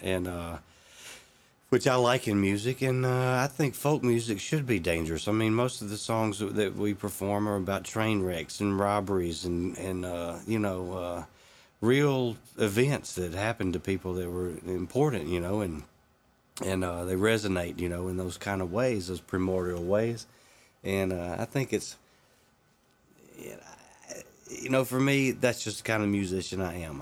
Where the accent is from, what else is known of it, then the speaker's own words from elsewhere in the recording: Mississippi, United States; moved away; where I grew up there. And after I moved away from Mississippi